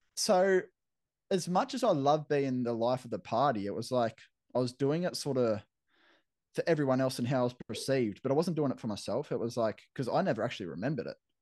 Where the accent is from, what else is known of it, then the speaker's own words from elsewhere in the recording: Camden, New South Wales, Australia; moved away as an adult; now in Brisbane, Australia; growing up in Camden where I grew up